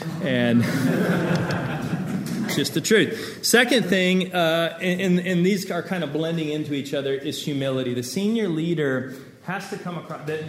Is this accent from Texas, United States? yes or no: yes; Texas, United States; moved away; also born or lived in Los Angeles; I grew up in Texas